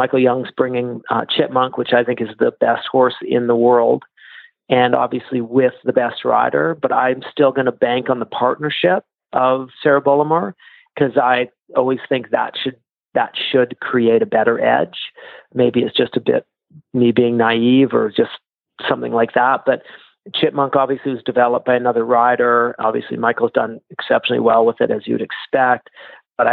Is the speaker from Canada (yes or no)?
yes; Canada; I'm Canadian